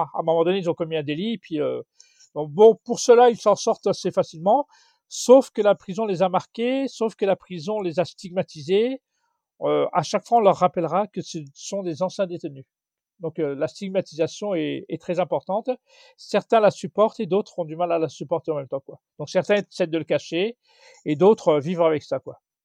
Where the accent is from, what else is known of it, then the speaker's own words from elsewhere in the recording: Mantes-la-Jolie, Île-de-France, France; je suis de Mantes-la-Jolie, dans le 78.